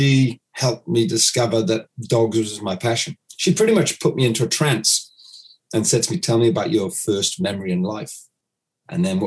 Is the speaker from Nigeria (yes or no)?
no; United Kingdom; now in New Zealand; I'm based here in New Zealand. And I'm actually British